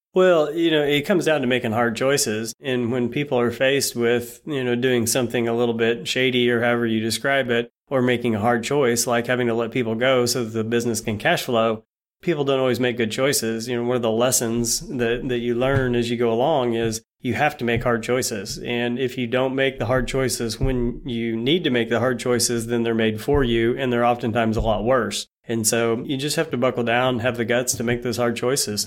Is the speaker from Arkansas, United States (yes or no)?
no; Bolivar, Missouri, United States; also born or lived in Norfolk, Virginia / Springfield, Missouri; born and raised in a town called Bolivar, Missouri